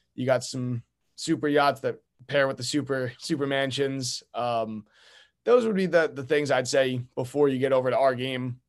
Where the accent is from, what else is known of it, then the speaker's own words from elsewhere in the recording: Long Island, New York, United States; moved away as an adult; now in Newport, United States; was born and raised on Long Island